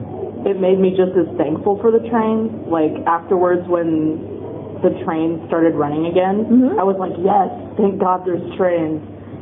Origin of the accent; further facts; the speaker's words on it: Kansas, United States; now in Japan; I'm from Kansas, so in Kansas there's no earthquake.